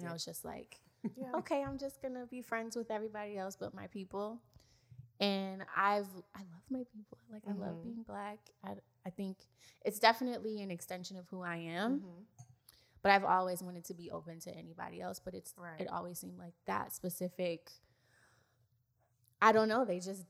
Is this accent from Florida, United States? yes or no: yes; Miami, Florida, United States; we were raised in Miami, in the parts of Miami that are not favorable.